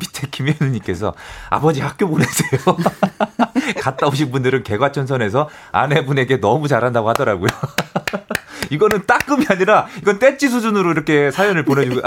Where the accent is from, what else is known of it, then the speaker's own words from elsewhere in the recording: Yesan, South Chungcheong, South Korea; 제 고향도 예산입니다.